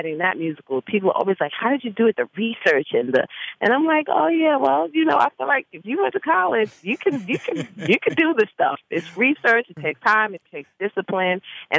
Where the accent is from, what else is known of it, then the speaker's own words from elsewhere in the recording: Bronx, New York, United States; So at a young age, I started singing. I grew up in the Bronx, and I went to high school of performing arts.